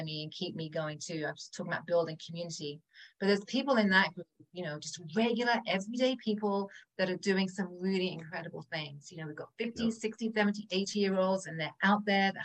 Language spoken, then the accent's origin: English; England, United Kingdom; moved away; I'm from England, right? So we smoke a lot, we drink a lot, we eat a lot of cheese and butter and sugar. That was pretty much my diet growing up